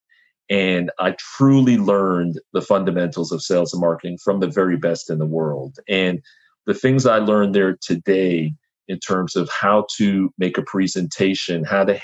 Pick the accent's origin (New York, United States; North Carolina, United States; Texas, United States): New York, United States; New York City; I'm from Brooklyn, New York